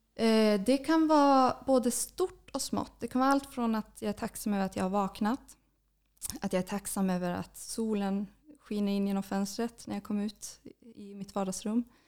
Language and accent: Swedish; Kiruna, Norrbotten County, Sweden; moved away as an adult; also born or lived in Luleå; now in Stockholm, Sweden; jag är född och uppvuxen i Kiruna. Mm. Har bott där hela mitt, min barndom, ända tills jag gick gymnasiet